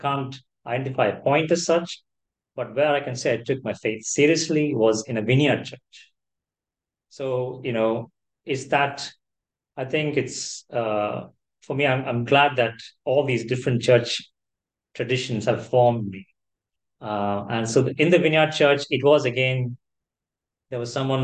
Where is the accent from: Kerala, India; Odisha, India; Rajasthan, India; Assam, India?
Kerala, India; moved away as an adult; also born or lived in Chennai; now in United Kingdom; growing up in Kerala